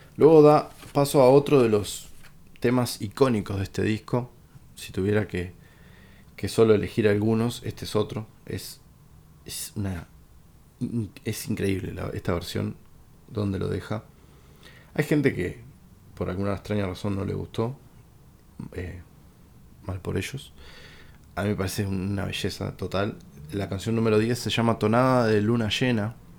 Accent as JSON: {"language": "Spanish", "country": "Uruguay", "said": "como uruguayo"}